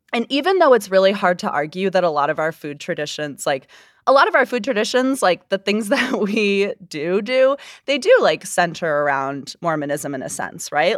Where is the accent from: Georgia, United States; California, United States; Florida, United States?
Florida, United States; also born or lived in Utah; now in Salt Lake City, United States; I first encountered fry sauce in my home state of Florida